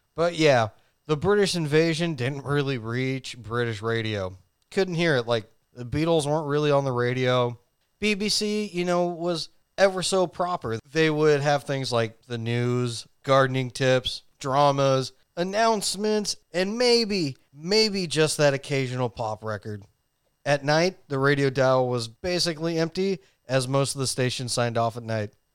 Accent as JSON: {"language": "English", "country": "United States", "said": "we are American"}